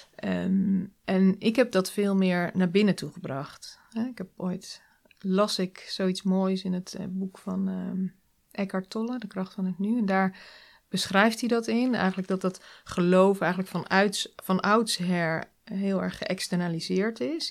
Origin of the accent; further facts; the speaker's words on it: Nieuwleusen, Overijssel, Netherlands; Nieuw-Leuzen. Dat ligt, eh, het is een dorpje in de buurt van Zwolle